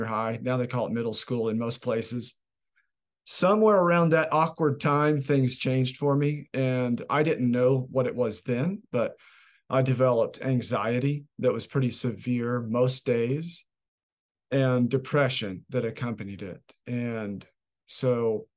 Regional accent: Oklahoma City, Oklahoma, United States; I grew up in Oklahoma City, Oklahoma, with a mother and a father and a little older sister, and in suburban Oklahoma City

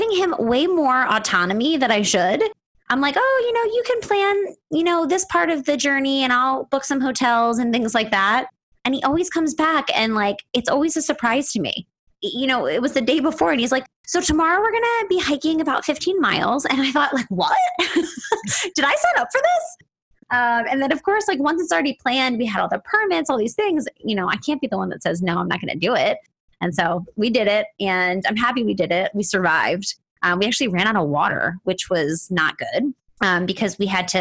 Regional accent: East Coast, United States; now in Virginia, United States; I'm from the East Coast

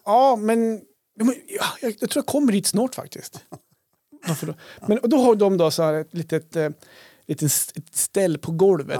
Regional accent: Krokom, Jämtland, Sweden; när jag var liten, när vi var liten, bodde i Krokom

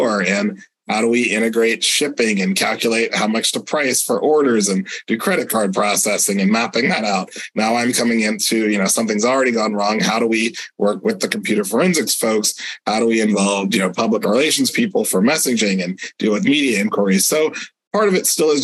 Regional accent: Sebastian, Florida, United States; my hometown of Sebastian, Florida

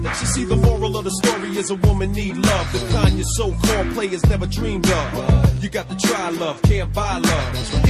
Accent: Queens, New York, United States; I'm from Queens.

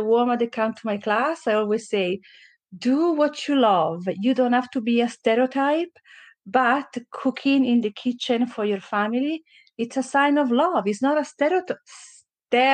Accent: Valtellina, near Lake Como, Lombardy, Italy; English is a second language; moved away as an adult; also born or lived in Naples, Italy; now in Canada; I was born in Naples in South Italy, but I grew up by Como Lake in North Italy in a valley called Valtellina, a very small town

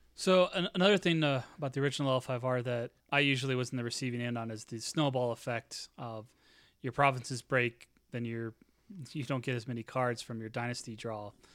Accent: Normal, Illinois, United States; my hometown of Normal, Illinois

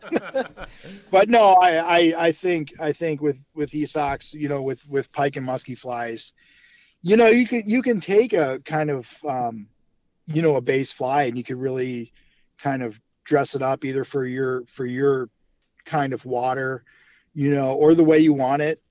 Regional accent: Brunswick, Ohio, United States; also born or lived in Cleveland, Ohio; I'm from Cleveland, born uh, west side of Cleveland, uh, Brunswick, or as we like to call it, Brunstucky.

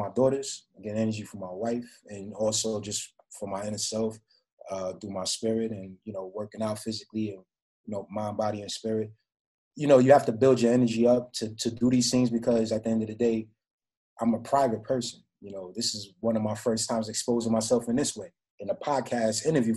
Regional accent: New York City, New York, United States; also born or lived in Florida; I'm from the Bronx.

